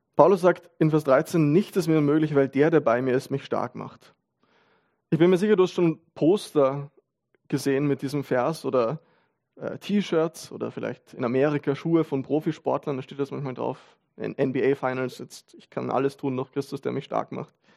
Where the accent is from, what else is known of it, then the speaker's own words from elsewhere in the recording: Vienna, Austria; man als Wiener